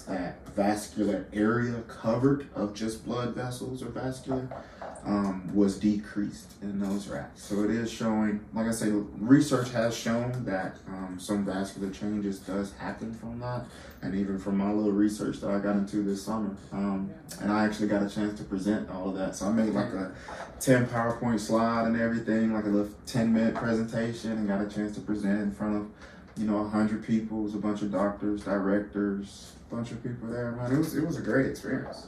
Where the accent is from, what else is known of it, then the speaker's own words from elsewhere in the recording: LaGrange, Georgia, United States; I'm originally from LaGrange, Georgia. So about an hour south of Atlanta.